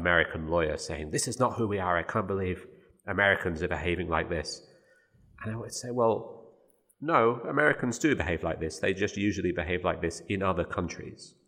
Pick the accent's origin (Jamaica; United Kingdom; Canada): United Kingdom; Birmingham, West Midlands; moved away; my hometown of Birmingham